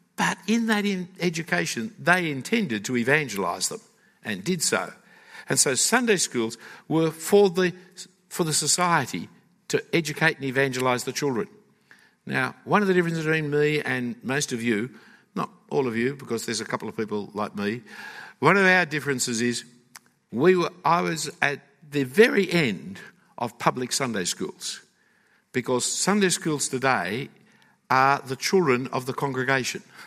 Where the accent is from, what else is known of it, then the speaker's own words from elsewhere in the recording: Australia; as Australians, are one of the migrant nations.